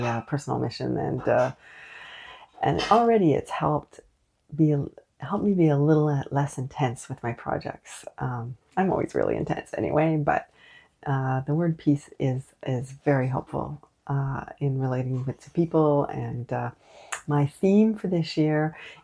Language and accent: English; Canada; also born or lived in Montreal; I am unapologetically Canadian.